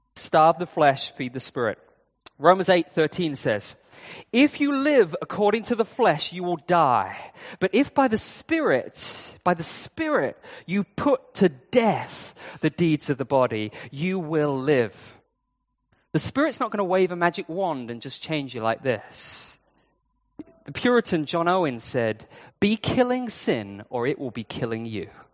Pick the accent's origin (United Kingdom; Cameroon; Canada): United Kingdom; now in Hong Kong; I'm British.